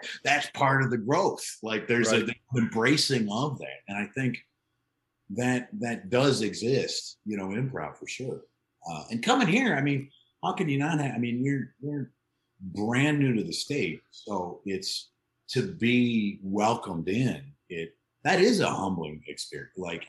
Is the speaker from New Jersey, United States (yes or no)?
no; Chicago, Illinois, United States; moved away as an adult; also born or lived in New York / Iowa / Los Angeles; now in Oklahoma City, United States; I grew up in the Chicagoland area.